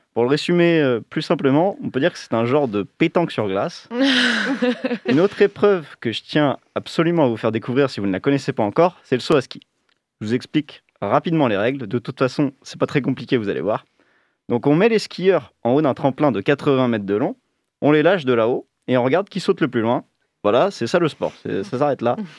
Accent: France

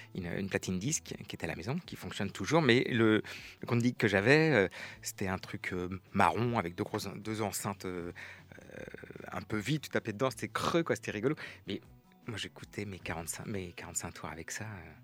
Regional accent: Pays de la Loire, France; je suis originaire de Loire-Atlantique. Ça fait une quarantaine d'années que j'habite dans le coin

